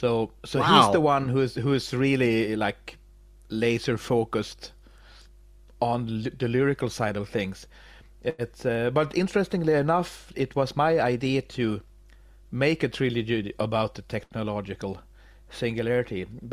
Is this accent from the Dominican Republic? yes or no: no; Sweden; English is a second language; I'm from Sweden.